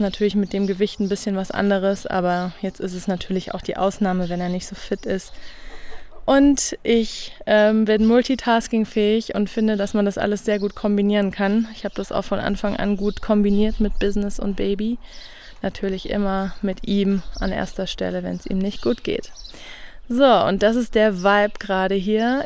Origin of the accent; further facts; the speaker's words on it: Rhineland-Palatinate, Germany; moved away as an adult; also born or lived in Brandenburg; Ich komme ja aus der Pfalz, wo es ganz viele gute Spargeln gibt